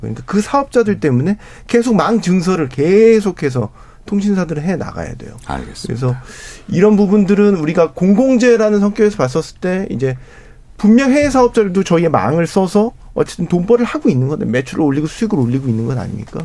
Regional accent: South Korea; 저는 한국 사람이니까

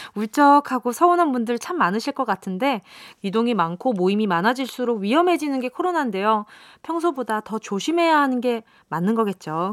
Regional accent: Busan, South Korea; 부산이 고향이고요

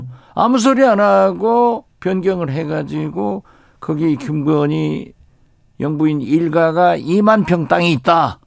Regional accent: Haenam, South Jeolla, South Korea; moved away; also born or lived in Mokpo; 제 고향 해남 진도 완도에서

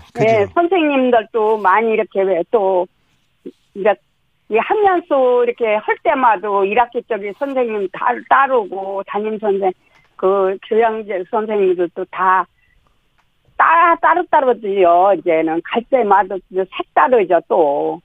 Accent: South Chungcheong, South Korea; moved away; 내가 충청도에서 자랐잖아요. 네. 충남서

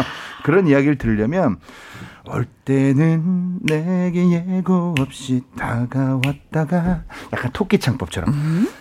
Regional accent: Seoul, South Korea; 제가 신당동에서 태어났어요.

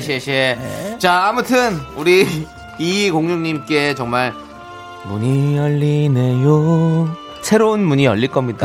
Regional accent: Incheon, South Korea; 저는 인천 출신이잖아요. 인천 출신

